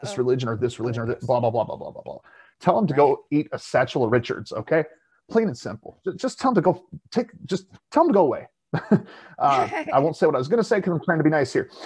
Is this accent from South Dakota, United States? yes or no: yes; South Dakota, United States; being from South Dakota